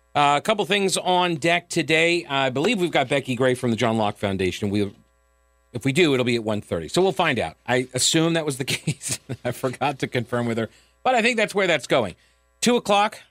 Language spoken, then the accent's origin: English; New York, United States; moved away; I grew up in New York